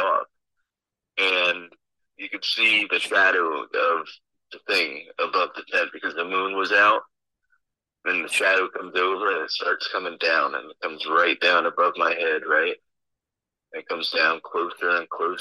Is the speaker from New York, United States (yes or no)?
no; New Jersey, United States; I'm from New Jersey